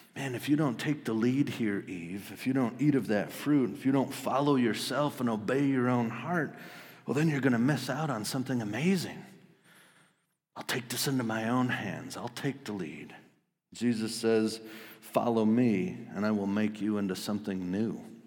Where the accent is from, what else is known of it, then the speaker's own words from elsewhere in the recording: Wisconsin, United States; I grew up in Wisconsin